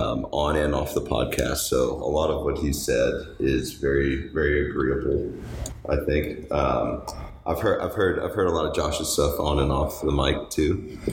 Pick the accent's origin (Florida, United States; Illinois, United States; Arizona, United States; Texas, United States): Texas, United States; Houston; I am from Houston, Texas. Grew up inside the city area. 33 years old.